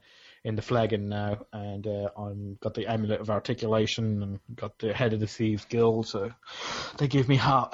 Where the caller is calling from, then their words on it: Essex, East of England, United Kingdom; I'm calling in from Essex in England.